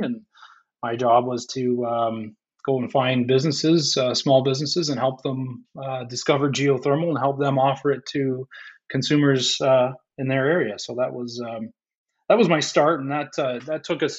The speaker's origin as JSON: {"language": "English", "town": "St. Catharines", "region": "Ontario", "country": "Canada", "tie": "born or raised there", "said": "I grew up in St. Catharines"}